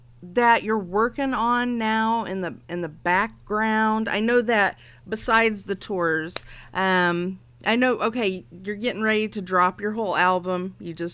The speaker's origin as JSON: {"language": "English", "town": "Phoenix", "region": "Arizona", "country": "United States", "tie": "born there", "said": "I was born in Phoenix. Definitely. Like a phoenix rising from its ashes."}